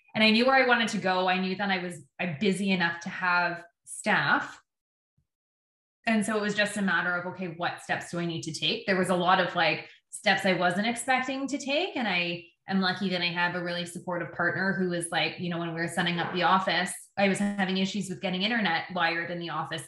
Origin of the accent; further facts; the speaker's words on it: Windsor, Ontario, Canada; moved away as an adult; also born or lived in Terrace, British Columbia / Vancouver Island; now in Victoria, Canada; I was um, born and raised in Windsor, Ontario, in Canada